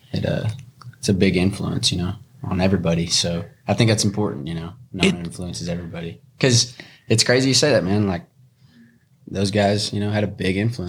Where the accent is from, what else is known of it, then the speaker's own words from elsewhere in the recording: Burleson, Texas, United States; also born or lived in Brock, Texas; I grew up in Burleson and we moved to Brock in seventh grade